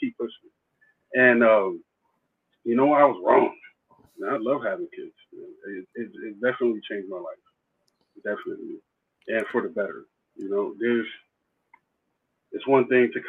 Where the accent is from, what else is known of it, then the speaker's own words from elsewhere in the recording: East Coast, United States; moved away; also born or lived in Texas; I'm from the East Coast.